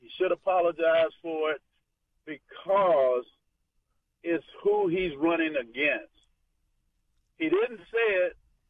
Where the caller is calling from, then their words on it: Florida, United States; I just want you to know I'm calling from Florida